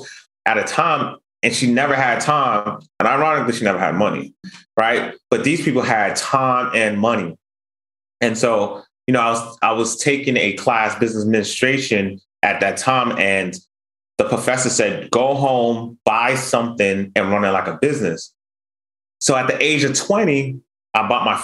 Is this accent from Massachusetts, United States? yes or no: yes; Boston, Massachusetts, United States; I grew up in Boston, Massachusetts